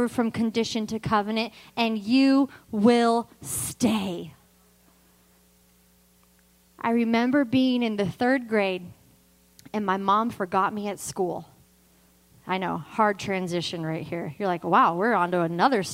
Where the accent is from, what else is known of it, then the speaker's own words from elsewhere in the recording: Vacaville, California, United States; always lived in Vacaville